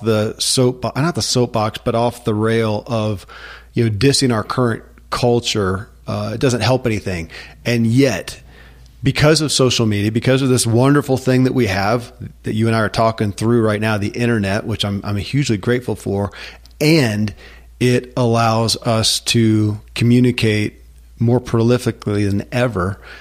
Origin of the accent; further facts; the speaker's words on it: United States; I grew up in America